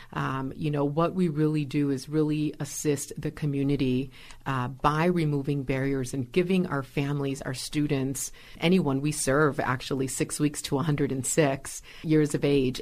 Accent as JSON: {"language": "English", "town": "Milwaukee", "region": "Wisconsin", "country": "United States", "tie": "born or raised there", "said": "I was born and raised here in Milwaukee"}